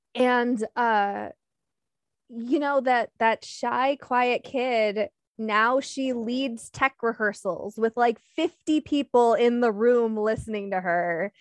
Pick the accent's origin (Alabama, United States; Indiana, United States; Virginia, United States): Indiana, United States; Michigan City; moved away as an adult; also born or lived in Sterling, Illinois / Pittsburgh, Pennsylvania / Detroit, Michigan; now in Milwaukee, United States; seventh grade, we moved to what I consider my hometown, Michigan City, Indiana